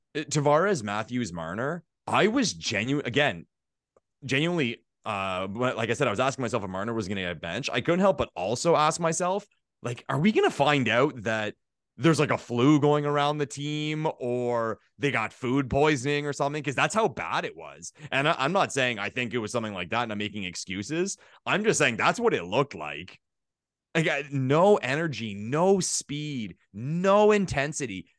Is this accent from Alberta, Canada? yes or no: no; Ottawa, Ontario, Canada; I'm from Ottawa